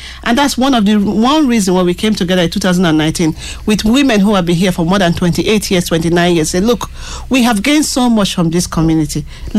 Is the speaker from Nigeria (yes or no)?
yes; Nigeria; moved away as an adult; now in Ireland; From Nigeria originally.